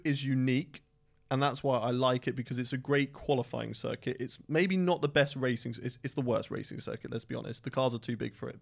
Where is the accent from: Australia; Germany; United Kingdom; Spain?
United Kingdom; I am British through and through